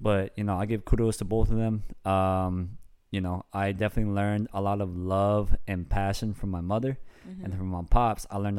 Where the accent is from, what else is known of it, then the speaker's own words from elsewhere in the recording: Bay Area, California, United States; moved away as an adult; also born or lived in Sacramento, California / Fontana, California / Menifee, California; now in San Diego, United States; I guess technically you could say I grew up in the Bay Area.